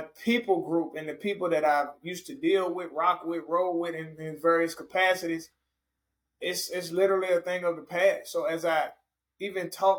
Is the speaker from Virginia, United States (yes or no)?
yes; Richmond, Virginia, United States; I was a radio host for a year in my hometown of Richmond, Virginia